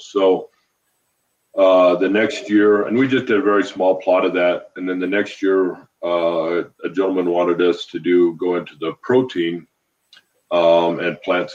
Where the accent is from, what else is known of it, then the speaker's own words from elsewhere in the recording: just south of Steamboat Springs, Colorado, United States; moved away as an adult; now in Montana, United States; just south of Steamboat, about 20 miles